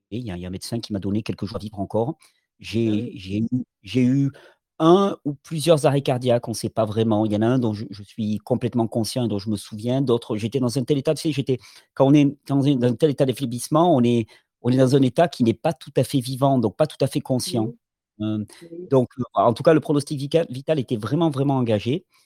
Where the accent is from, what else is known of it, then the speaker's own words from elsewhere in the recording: Catalonia, Spain; born there; Je {S0} mmh suis, euh, {S1} je suis né en Catalogne. C'est important pour moi parce que j'habite toujours dans mon pays